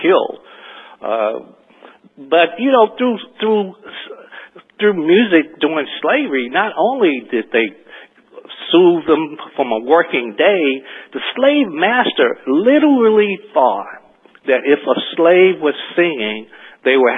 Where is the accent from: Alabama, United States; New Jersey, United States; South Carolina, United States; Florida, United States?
Alabama, United States; Gadsden; I grew up in Gaston, Alabama, looking at colored and white water fountains and bathrooms